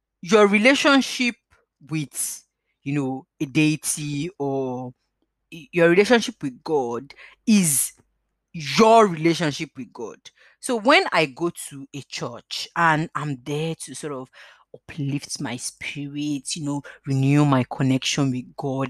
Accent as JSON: {"language": "English", "country": "Nigeria", "moved": "yes", "lives_now": "United Kingdom", "said": "living in the United Kingdom. I'm a Nigerian"}